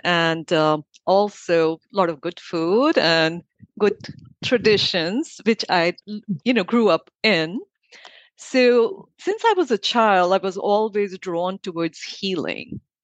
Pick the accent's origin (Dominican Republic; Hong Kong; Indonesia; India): India; now in Miami, United States; I grew up in India